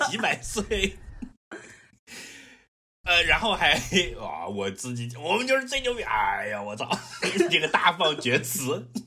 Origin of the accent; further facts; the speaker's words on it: Guangdong, China; 我是广东人，不是深圳人